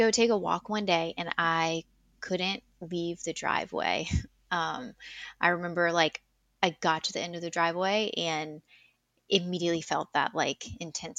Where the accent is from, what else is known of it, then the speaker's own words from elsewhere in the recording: South Louisiana, United States; also born or lived in Colorado; born and raised in South Louisiana, moved around a little bit, but yeah, for the most part, I have always lived here.